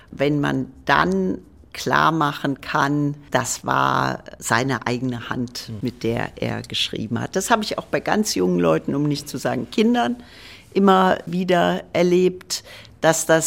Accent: Trier, Rhineland-Palatinate, Germany; Ich komme aus Trier. Ich war so, glaube ich, 14, äh, 15.

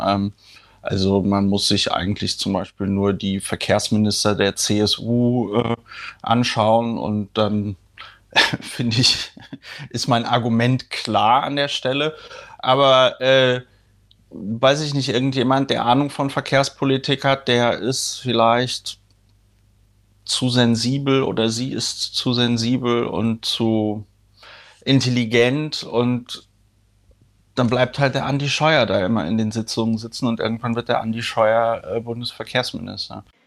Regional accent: Germany; wir, weiß ich nicht, als Deutsche

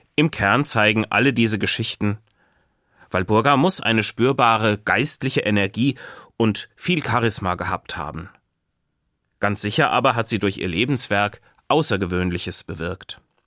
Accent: Hesse, Germany; bei uns in Hessen

